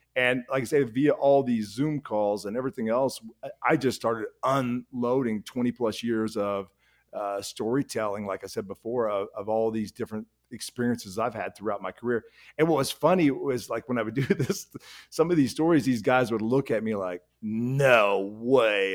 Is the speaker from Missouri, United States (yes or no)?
no; Oklahoma, United States; now in Weed, California, United States; I'm from Oklahoma